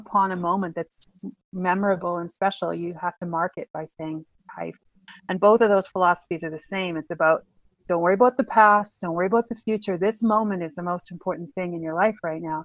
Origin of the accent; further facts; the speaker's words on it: eastern Manitoba, Canada; moved away; I'm from Manitoba, so I go home almost every summer to eastern Manitoba